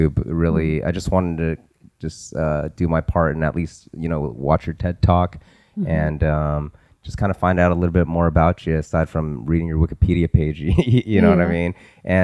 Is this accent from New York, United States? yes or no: no; Richmond, Virginia, United States; we're originally from Richmond